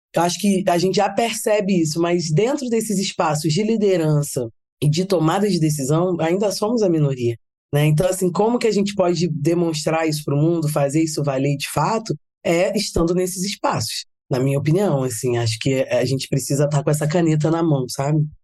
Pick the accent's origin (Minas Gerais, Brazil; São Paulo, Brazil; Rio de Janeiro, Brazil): Rio de Janeiro, Brazil; sou carioca